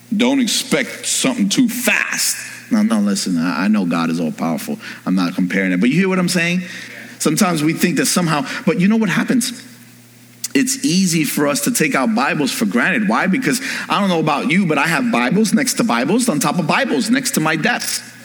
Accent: New York, United States; I'm from New York.

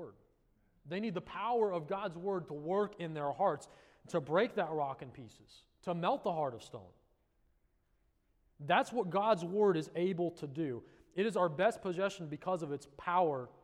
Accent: Colorado, United States; now in South Florida, United States; Where I grew up in Colorado

